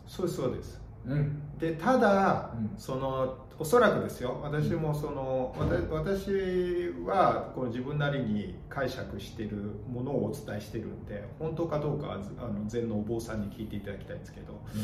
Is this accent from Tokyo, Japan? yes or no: yes; Gotanda, Tokyo, Japan; 私昔あの小学生の時五反田に住んでたんですけど